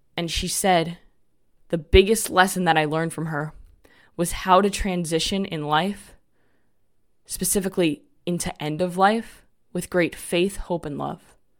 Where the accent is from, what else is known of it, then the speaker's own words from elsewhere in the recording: New York City, New York, United States; moved away as an adult; also born or lived in North Carolina; now in Florida, United States; I grew up in New York, right outside New York City, in a town called Rockaway Beach in Queens. And I lived there until I was twenty-three years old.